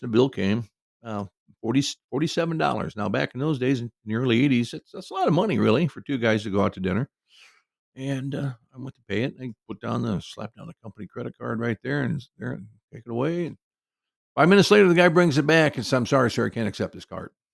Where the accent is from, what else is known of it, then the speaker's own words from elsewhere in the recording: Cedar Rapids, Iowa, United States; my hometown of Cedar Rapids, Iowa